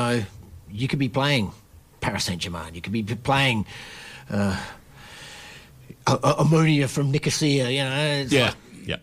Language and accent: English; Australia; I'm Australian.